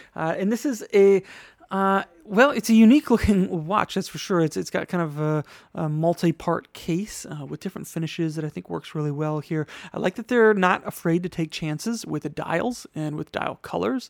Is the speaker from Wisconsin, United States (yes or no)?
yes; Wisconsin, United States; now in New York, United States; my home state of Wisconsin